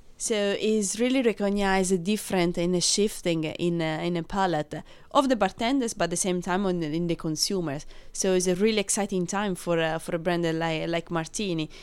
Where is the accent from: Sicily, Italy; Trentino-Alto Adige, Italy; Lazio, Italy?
Lazio, Italy; Rome; English is a second language; moved away as an adult; now in London, United Kingdom; I'm from Rome